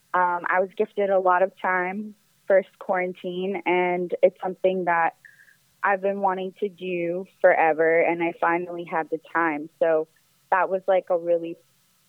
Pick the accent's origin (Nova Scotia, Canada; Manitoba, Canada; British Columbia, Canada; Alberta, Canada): British Columbia, Canada; Victoria; moved away as an adult; now in Toronto, Canada; I'm originally from BC. I was born in Victoria, BC, and then I've been in Toronto for about 8 years.